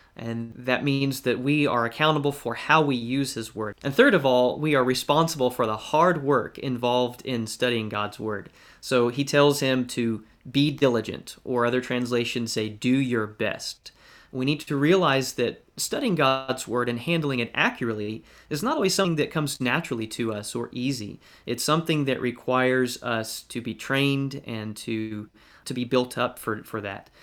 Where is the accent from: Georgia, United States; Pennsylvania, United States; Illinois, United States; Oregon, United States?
Georgia, United States; Valdosta; now in Westfield, United States; I grew up in Valdosta, Georgia